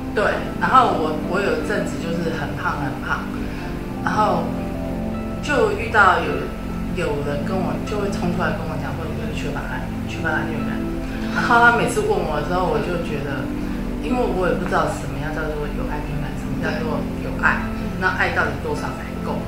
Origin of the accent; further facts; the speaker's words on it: Taiwan; 我们台湾人每次出国就自己带了一个水壶，